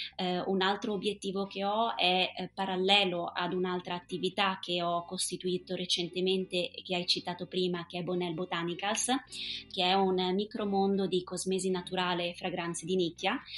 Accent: Auronzo di Cadore, Veneto, Italy; also born or lived in Dublin; sono originaria di Auronzo di Cadore e vivo da sempre sulle rive del lago di Misurina

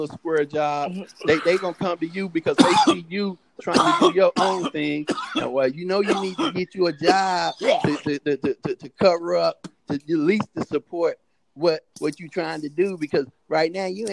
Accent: North Carolina, United States; also born or lived in Norfolk, Virginia; now in Richmond, United States; I'm from North Carolina, but I'm living in Richmond, Virginia right now

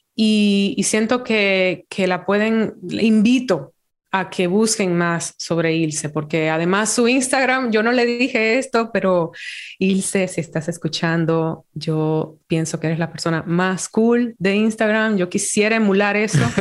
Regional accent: Dominican Republic; moved away; also born or lived in New York; me trajo de vuelta como a trabajar en, Santo Domingo

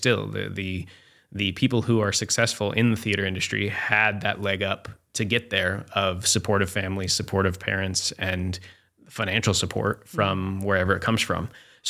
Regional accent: Aurora, Colorado, United States; So I grew up in Denver, Colorado, or just outside Denver in Aurora, Colorado.

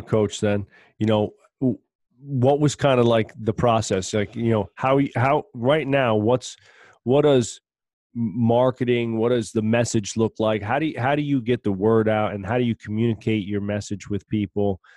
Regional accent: New Jersey, United States; we're from Jersey

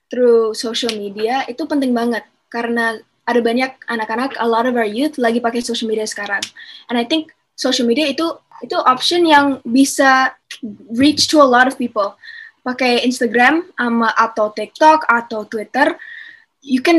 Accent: Jakarta, Indonesia; Canadian mama gue dari Kanada uh, bapak gue dari Bali uh, tapi I live in Jakarta tinggal di Jakarta udah 16 tahun sih

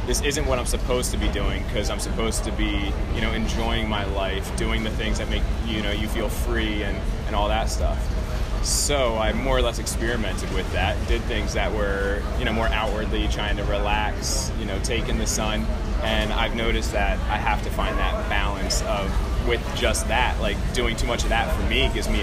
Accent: New Jersey, United States; moved away; I'm from New Jersey. I have a couple of friends who were down here, and that's why I came down here

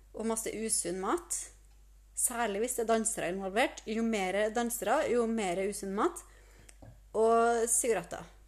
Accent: Trondheim, Trøndelag, Norway; moved away; also born or lived in Sørlandet; jeg er fra Trondheim

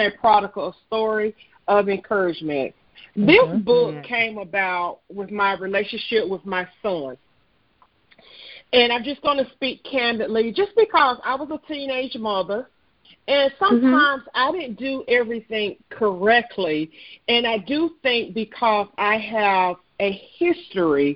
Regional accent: Southern Pines, North Carolina, United States; I'm originally from Southern Pines, North Carolina. I've been born and raised in North Carolina

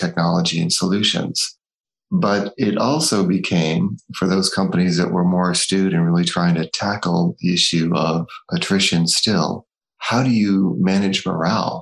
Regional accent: Northeast, United States; I'm from the States, born and brought up in the Northeast.

